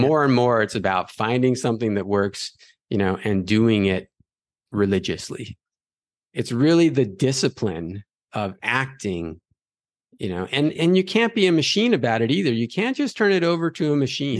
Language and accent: English; Los Angeles, California, United States; growing up in Los Angeles